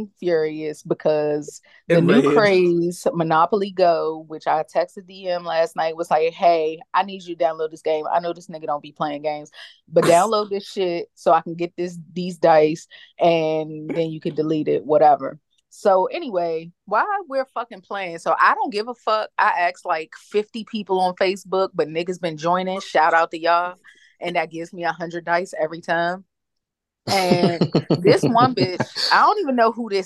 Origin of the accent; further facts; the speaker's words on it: Maryland, United States; we've been born and raised in Maryland our whole lives.